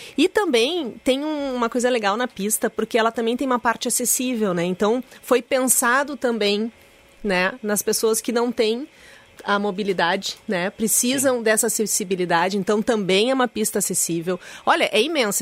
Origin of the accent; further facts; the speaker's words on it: Porto Alegre, Rio Grande do Sul, Brazil; a gente que nasceu aqui